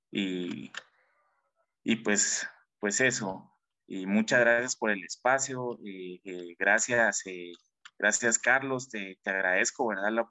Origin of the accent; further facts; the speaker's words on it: Guatemala; Como sociedad, como guatemaltecos, como jóvenes